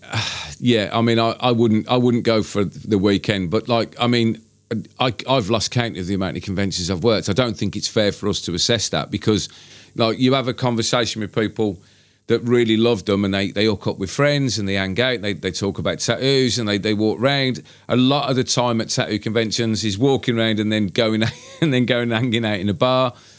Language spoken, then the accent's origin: English; Birmingham, West Midlands, United Kingdom; my hometown